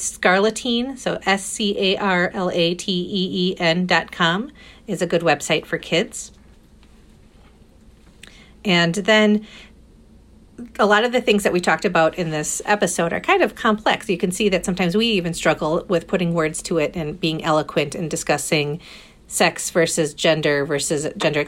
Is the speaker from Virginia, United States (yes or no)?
no; Fond du Lac, Wisconsin, United States; now in Madison, United States; in my hometown of Fond du Lac where I grew up